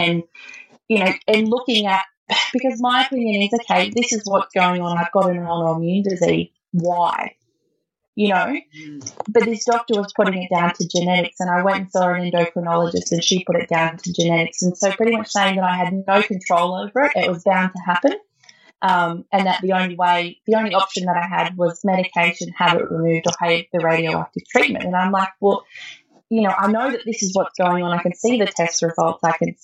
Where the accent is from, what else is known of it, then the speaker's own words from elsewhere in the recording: Lithgow, New South Wales, Australia; now in Gunnedah, Australia; I grew up in Lithgow, which is in the Blue Mountains, and that's where all my family is down there